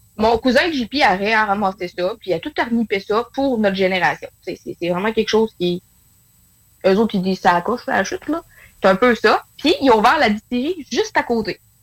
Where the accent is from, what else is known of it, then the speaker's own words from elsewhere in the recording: northern Quebec, Canada; je suis dans le nord du Québec.